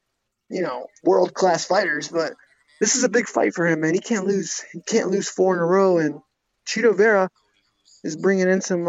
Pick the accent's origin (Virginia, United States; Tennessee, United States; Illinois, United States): Virginia, United States; Norfolk; down in where I live, my hometown city, Norfolk.